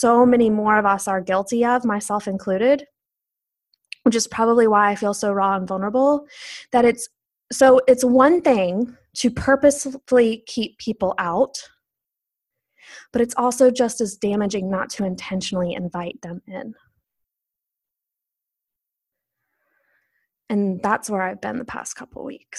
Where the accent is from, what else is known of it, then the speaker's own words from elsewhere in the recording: the South, United States; growing up in the South